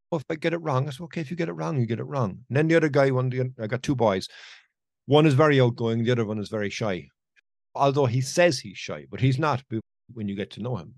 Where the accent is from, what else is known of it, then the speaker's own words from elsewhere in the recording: Ireland; it's my home country